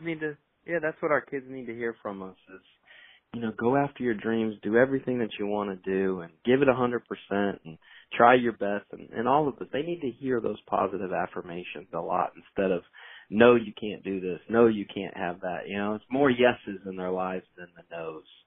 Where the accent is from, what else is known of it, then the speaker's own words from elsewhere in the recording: Indiana, United States; also born or lived in North Carolina; now in Raleigh, United States; I'm from Indiana. I'm originally a Hoosier, I've been down in the Carolinas now for half of my li- half of my life